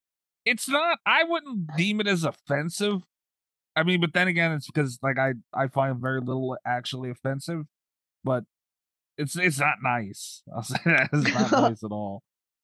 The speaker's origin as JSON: {"language": "English", "region": "New York", "country": "United States", "said": "I'm from New York."}